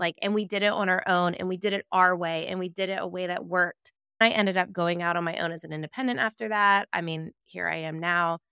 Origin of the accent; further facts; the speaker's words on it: Virginia Beach, Virginia, United States; a neighborhood that my husband and I grew up in Virginia Beach, Virginia